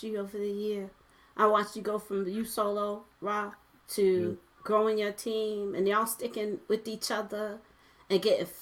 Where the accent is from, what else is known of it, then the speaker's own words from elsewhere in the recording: New York City, New York, United States; I'm originally from Brooklyn, from Flatbush